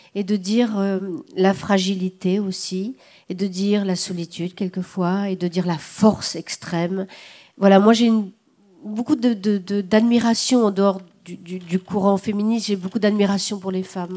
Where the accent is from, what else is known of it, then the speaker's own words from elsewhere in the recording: the South, southern France, France; je suis du Sud, euh, que je serai éternellement, je suis vraiment du Sud